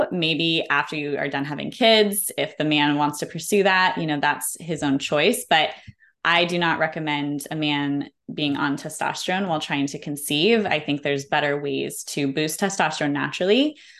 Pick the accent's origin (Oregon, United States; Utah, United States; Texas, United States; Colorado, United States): Colorado, United States; we call them goat heads growing up in Colorado